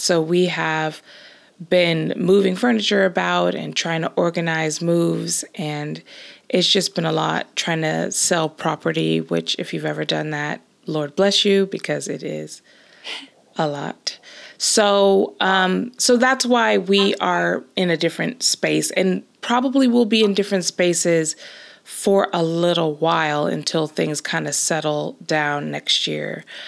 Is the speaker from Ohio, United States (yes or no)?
no; Los Angeles, California, United States; moved away as an adult; now in Scotland, United Kingdom; I grew up and basically spent all my life until moving to Scotland in the same place, which is Los Angeles